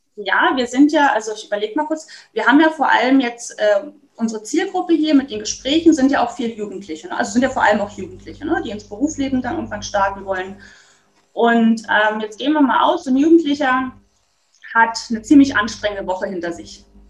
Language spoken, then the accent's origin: German; Dresden, Saxony, Germany; ich komme aus Dresden